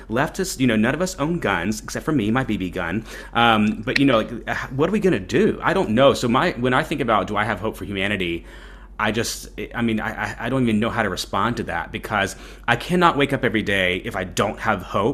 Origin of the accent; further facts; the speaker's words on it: the American South, United States; accent: thick Southern; with this thick Southern accent